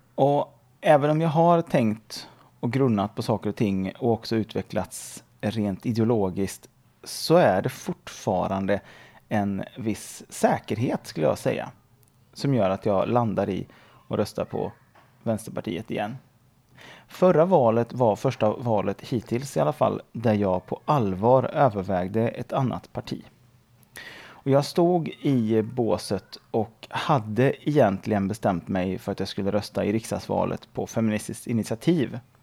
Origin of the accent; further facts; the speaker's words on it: Sweden; Där jag är svensk